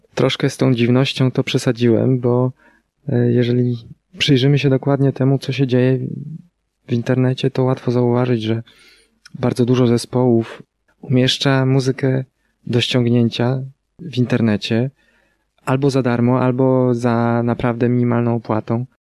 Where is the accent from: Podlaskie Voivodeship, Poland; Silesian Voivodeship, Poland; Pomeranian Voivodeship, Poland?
Pomeranian Voivodeship, Poland; near Wejherowo; Zawsze jak ktoś pyta nas o nazwę miejscowości, z której mm, jesteśmy, to podajemy Wejherowo. Choć nie do końca y, jesteśmy z Wejherowa, ponieważ jest to miejscowość będąca przedmieściami Wejherowa